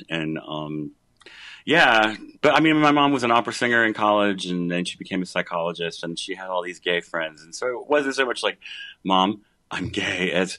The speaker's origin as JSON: {"language": "English", "town": "Columbus", "region": "Georgia", "country": "United States", "tie": "born or raised there", "moved": "yes", "lives_now": "Athens, United States", "said": "And you have my hometown to thank for that."}